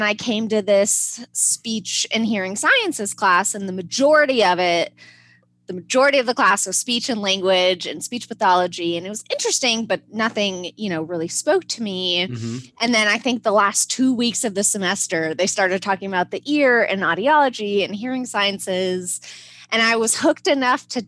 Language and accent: English; Arizona, United States; now in Durham, United States; I'm not even from North Carolina, but okay. I live in Durham, but I'm from Arizona.